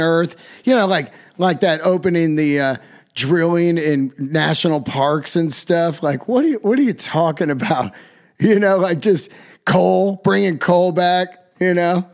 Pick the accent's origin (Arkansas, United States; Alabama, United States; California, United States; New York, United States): California, United States; Yosemite; I'm from Yosemite